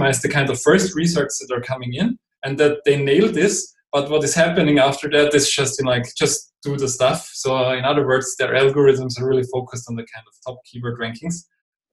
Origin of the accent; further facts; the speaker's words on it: Austria; first language German; English is a second language; I'm not a native English speaker. I'm from Austria, so over here we're speaking German.